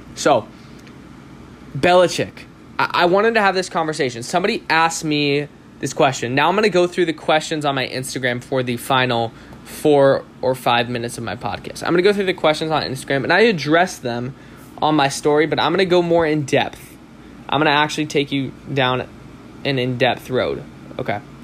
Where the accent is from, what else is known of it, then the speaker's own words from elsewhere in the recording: Southern California, United States; I'm from SoCal